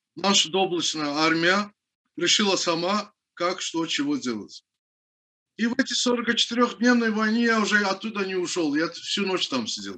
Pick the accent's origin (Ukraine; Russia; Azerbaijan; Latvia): Azerbaijan; Baku; я родился в городе Баку, в поселке Пиршаги